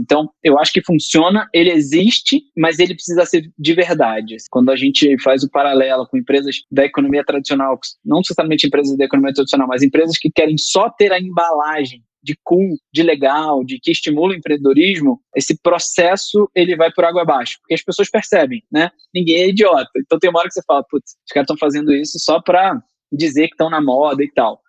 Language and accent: Portuguese; Rio de Janeiro, Brazil; moved away as an adult; now in São Paulo, Brazil; eu sou carioca, e quando eu vim para São Paulo